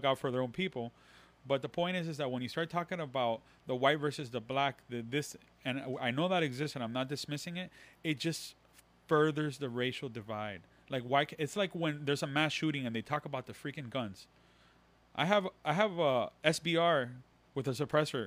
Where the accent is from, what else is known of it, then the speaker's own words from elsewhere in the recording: Miami, Florida, United States; accent: Latin; I have a Latin accent because I live in Miami and I was raised in Miami